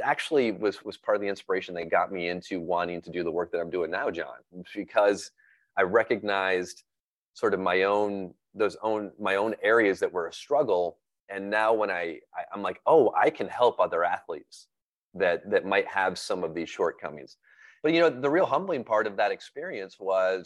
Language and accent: English; Flint, Michigan, United States; moved away; I always tell people that, I've lived a lot of places since then, but I always tell people I'm from Flint with pride